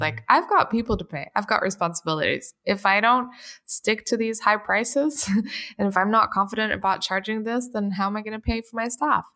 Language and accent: English; London, United Kingdom; also born or lived in Portugal; I grew up in London and I went to, uh, Saint Marylebone School for performing arts